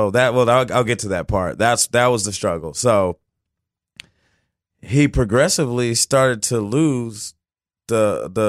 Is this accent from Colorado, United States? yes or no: yes; Fort Collins, Colorado, United States; born there; also born or lived in California / Oklahoma / Florida / Okinawa; I was born in Fort Collins, Colorado, and um, we moved. We I mean we moved probably like every two years, every year or something.